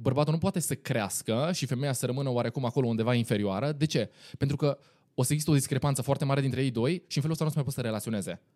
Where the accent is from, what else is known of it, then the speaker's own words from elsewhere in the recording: Timișoara, Timiș County, Romania; sunt din Timișoara